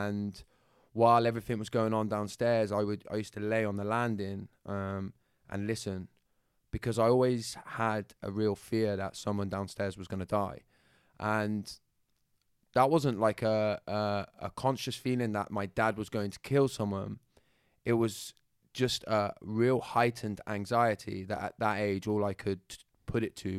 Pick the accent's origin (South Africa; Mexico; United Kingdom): United Kingdom; Bristol, South West England; accent: Bristol; Well, my accent is from Bristol, yeah. So it'll come in and out and flitter between going into London when I'm trying my best to fit in.